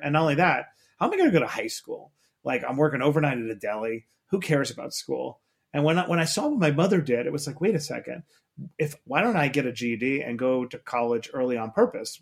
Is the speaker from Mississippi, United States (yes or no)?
no; New York City, New York, United States; I grew up in Queens, New York